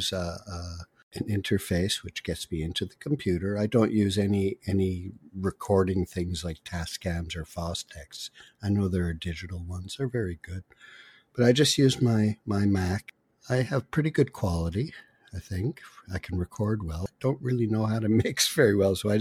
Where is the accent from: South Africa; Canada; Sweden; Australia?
Canada; Quebec; now in Toronto, Canada; I'm from Quebec.